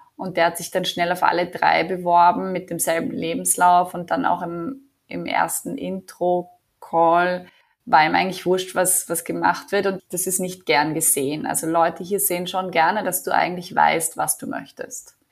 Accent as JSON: {"language": "German", "region": "Vienna", "country": "Austria", "tie": "born or raised there", "also_born_or_lived": "New Delhi / Mumbai / Berlin", "moved": "as an adult", "lives_now": "Tel Aviv, Israel", "said": "ich bin gebürtige Wienerin, äh, lebe jetzt aber schon seit fast vier Jahren in Israel"}